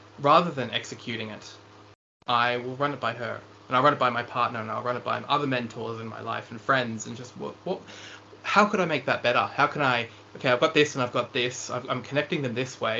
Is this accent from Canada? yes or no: no; Lower South Coast, New South Wales, Australia; I grew up on the Lower South Coast